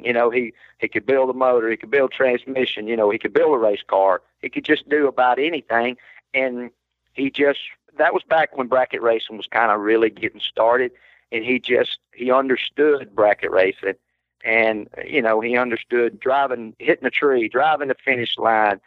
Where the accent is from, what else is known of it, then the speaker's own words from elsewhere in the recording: Alabama, United States; I was from Alabama.